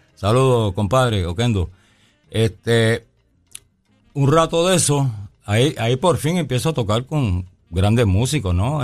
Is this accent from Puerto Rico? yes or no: yes; Bayamón, Puerto Rico; also born or lived in New York / Arecibo; yo nací en Nueva York, pero muy pequeñito, a los tres o cuatro años. Mis, padres me trajeron para Bayamón y fuimos a, fuimos a parar a Arecibo, el barrio Garrochales de Arecibo